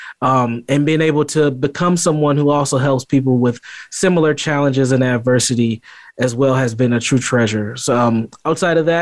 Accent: St. Paul, Minnesota, United States; I'm born and raised in St. Paul, Minnesota

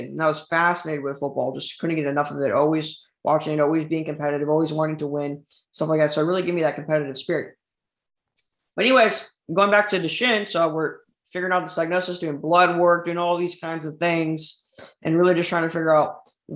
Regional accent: Southern California, United States; I was born in Southern California, 2001.

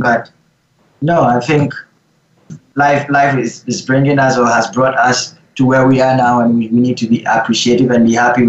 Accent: Vancouver, British Columbia, Canada; As I'm growing up in Vancouver, I think Vancouver is a bit laid back

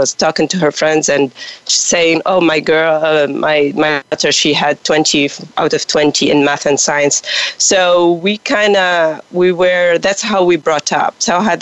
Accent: Tunisia; English is a second language; moved away as an adult; also born or lived in Quebec, Canada; I'm from Tunisia, and I speak French

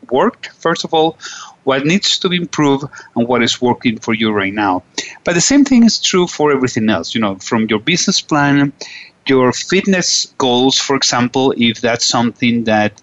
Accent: Venezuela; I'm from Venezuela

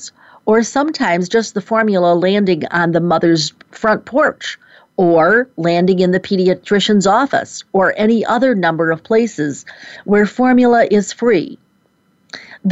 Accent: Rochester, New York, United States; moved away; my hometown of Rochester, New York. No, I'm not there now. But that is certainly where I grew up

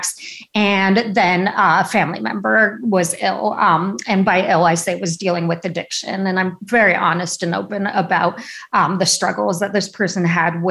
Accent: San Rafael, California, United States; also born or lived in Chicago, Illinois; So I'm from Chicago originally, but family moved to Northern California, to the Bay Area, in the late 70s. So I pretty much grew up, majority of my childhood was spent in a town called San Rafael, California

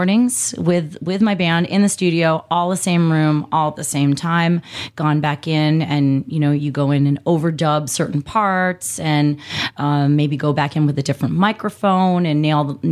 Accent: New York, United States; now in Arizona, United States; I'm a New Yorker at heart

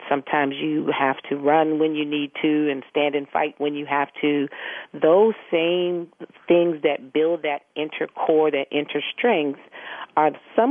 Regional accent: Chicago, Illinois, United States; moved away; also born or lived in Stamford, Connecticut; I was born in Chicago

